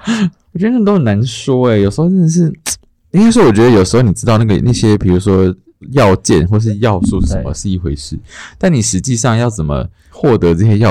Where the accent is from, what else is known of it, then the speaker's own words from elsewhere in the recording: Taoyuan, Taiwan; 因为我本我是桃园人，然后我从来没有上过台北，小时候